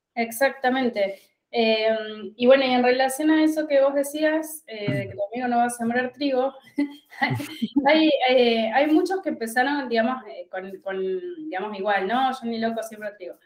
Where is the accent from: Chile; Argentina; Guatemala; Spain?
Argentina; La Pampa; moved away as an adult; also born or lived in Buenos Aires; Yo soy de La Pampa. Yo estudié en La Pampa y recibida me fui a Buenos Aires